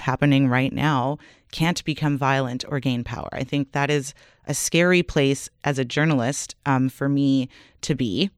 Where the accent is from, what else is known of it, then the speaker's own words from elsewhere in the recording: Canada; we're Canadian